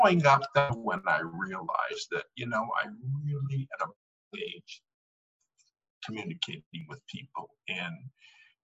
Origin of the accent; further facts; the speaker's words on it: Missoula, Montana, United States; now in Bellevue, United States; Born and raised in Missoula, Montana.